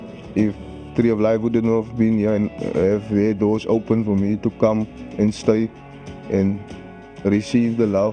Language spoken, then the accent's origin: English; Cape Town, Western Cape, South Africa; growing up in Manenberg is challenging.